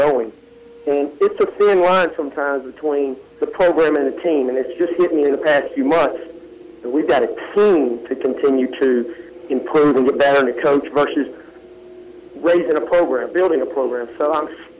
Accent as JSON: {"language": "English", "town": "Ruston", "region": "Louisiana", "country": "United States", "tie": "born or raised there", "moved": "yes", "said": "my family there and going to Ruston High School"}